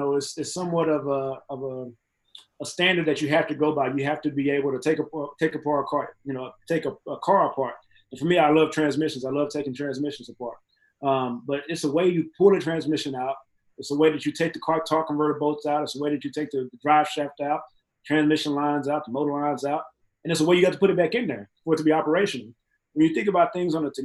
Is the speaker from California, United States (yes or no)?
no; Mexia, Texas, United States; moved away as an adult; also born or lived in Dallas, Texas / Pittsburgh; Mahia, Texas. There's nothing wrong with my hometown. I love my hometown